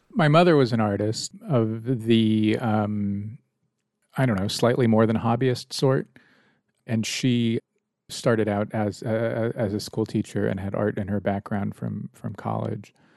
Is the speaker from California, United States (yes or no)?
yes; San Francisco, California, United States; moved away as an adult; also born or lived in Washington, D.C.; I grew up in San Francisco